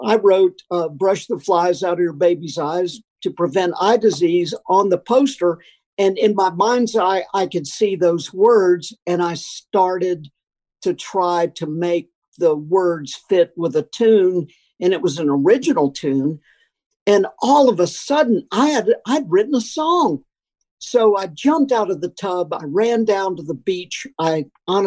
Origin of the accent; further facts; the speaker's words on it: Florida, North Carolina, the South, United States; moved away; also born or lived in Malawi; a Florida, North Carolina boy such as myself